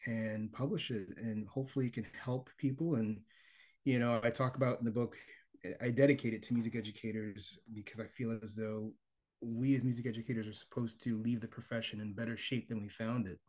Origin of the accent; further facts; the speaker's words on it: Miami, Florida, United States; now in Charlotte, United States; I'm originally from Miami, Florida, and I am currently living in Charlotte, North Carolina